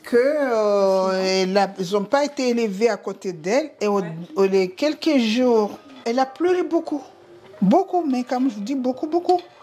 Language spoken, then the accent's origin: French; Comoros; chez nous, en Comore